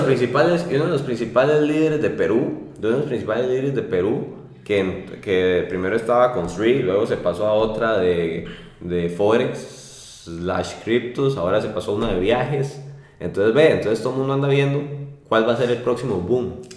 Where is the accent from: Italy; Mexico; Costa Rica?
Costa Rica; así somos los ticos